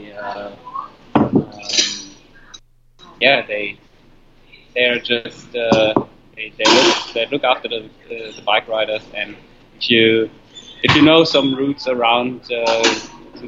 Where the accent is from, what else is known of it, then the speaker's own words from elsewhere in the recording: Frankfurt, Hesse, Germany; my hometown race